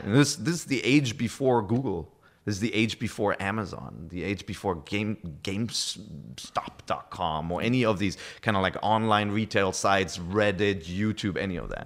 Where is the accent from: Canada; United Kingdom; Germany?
Germany; accent: German; first language German; English is a second language; moved away as an adult; also born or lived in Japan; German is my, my, my native language